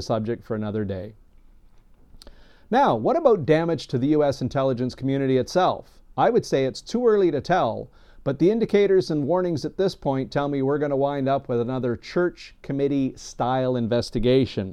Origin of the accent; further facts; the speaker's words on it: Canada; As a Canadian who has served alongside U.S. forces overseas